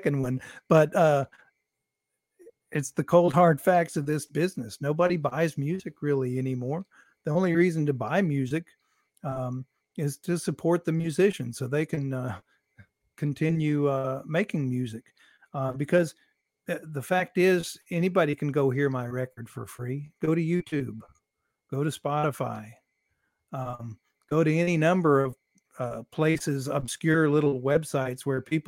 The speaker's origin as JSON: {"language": "English", "town": "Nashville", "region": "Tennessee", "country": "United States", "tie": "born or raised there", "said": "I was born in Nashville."}